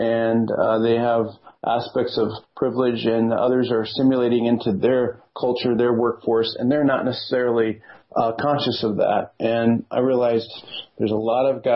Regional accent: the Midwest of U.S., United States; me as a white guy growing up in the Midwest of U.S.

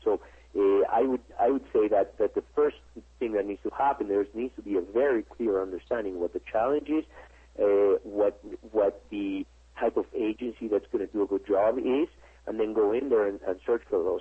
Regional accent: Mexico; I'm from Mexico myself.

